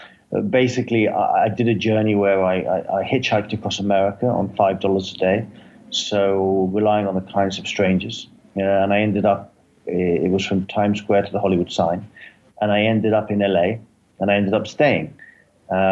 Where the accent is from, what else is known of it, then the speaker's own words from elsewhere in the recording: London, United Kingdom; now in Los Angeles, United States; I'm from London, but I live in Los Angeles